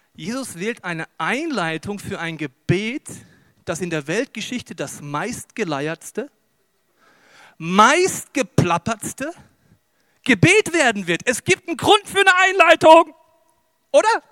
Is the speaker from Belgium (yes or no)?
no; Germany; wir sind ja Deutsche